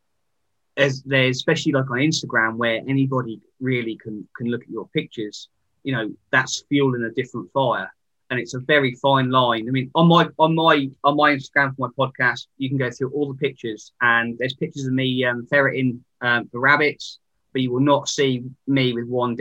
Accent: Sandringham, East of England, United Kingdom; I come from Sandringham. That's my background. So Royal Estate, my dad was a keeper. And I learned, you know, how the land management works

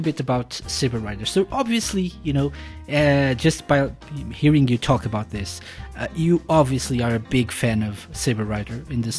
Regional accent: Portugal; when I was growing up in Portugal

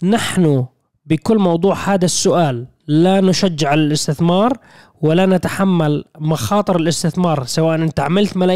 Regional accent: Syria; في انا سوري طولت بس لا.

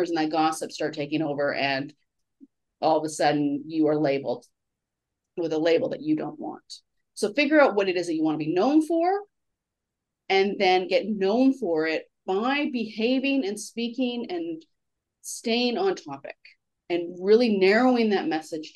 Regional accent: Canada; as a Canadian

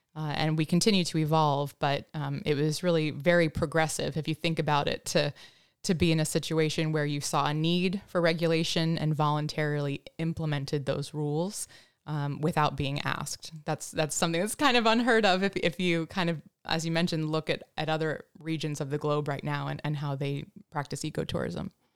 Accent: Denver, Colorado, United States; moved away; also born or lived in Washington; I was born in Denver, so not near, uh, the ocean at all

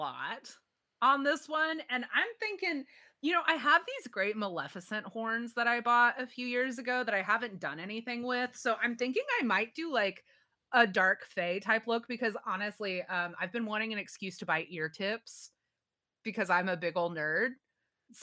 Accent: Texas, United States; We grew up in Texas

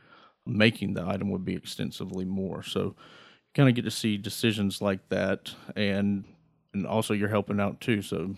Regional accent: Greenville, North Carolina, United States; So like you said, I grew up in Greenville, North Carolina.

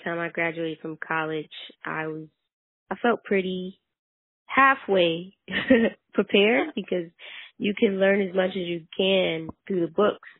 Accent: North New Jersey, United States; So I grew up in North New Jersey. I mostly grew up in the South Ward of North New Jersey

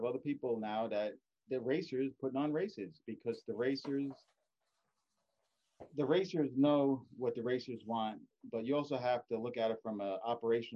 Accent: East Coast, United States; I'm from the East Coast

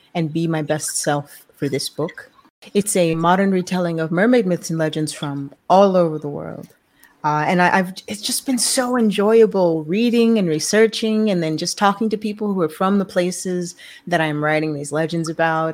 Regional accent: New York City, New York, United States; I was born in New York City

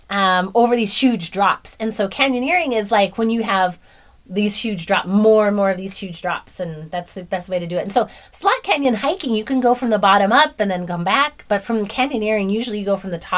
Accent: Aurora, Colorado, United States; now in Lake Point, United States; Colorado, Aurora.

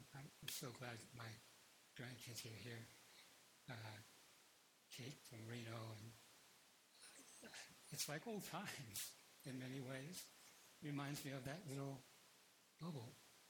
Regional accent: Philippines; born there; I was born in the Philippines, and so I was born a Catholic.

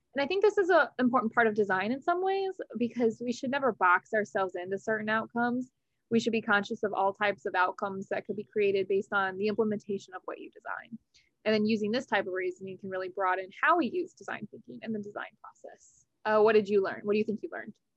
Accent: outside St. Louis, Missouri, United States; now in New Orleans, United States; I'm originally from outside St. Louis, Missouri

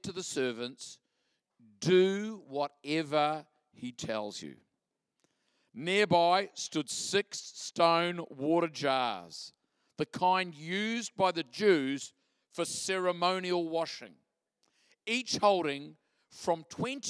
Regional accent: Christchurch, Canterbury, New Zealand; I'm from Christchurch, New Zealand

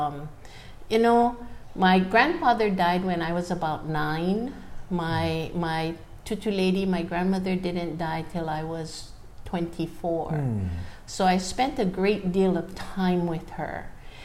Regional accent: Honolulu, Hawaii, United States; also born or lived in Waiehu, Maui, Hawaii; I was born in Honolulu

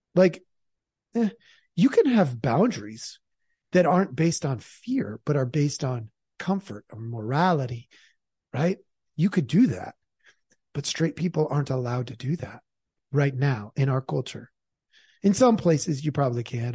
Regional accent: Portland, Oregon, United States; moved away; also born or lived in Idaho; I'm not actually from Idaho. I'm from Oregon.

